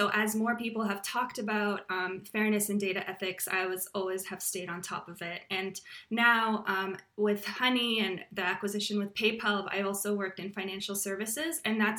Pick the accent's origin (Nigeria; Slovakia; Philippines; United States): Slovakia; born there; moved away; also born or lived in Austria / Canada; I was born in Slovakia, which was a communist country, and my family escaped, and we were refugees for a while. We lived in Austria and then Canada eventually.